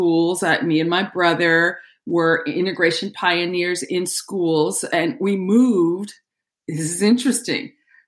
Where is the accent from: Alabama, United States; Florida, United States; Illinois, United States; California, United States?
Alabama, United States; Huntsville; I was born and raised in Huntsville, Alabama